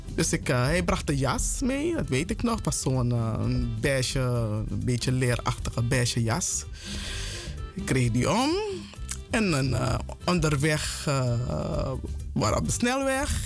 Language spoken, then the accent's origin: Dutch; Paramaribo, Paramaribo District, Suriname; moved away as an adult; also born or lived in Amsterdam Zuidoost, Netherlands; now in Amsterdam, Netherlands; Ik ben in Suriname geboren, Paramaribo.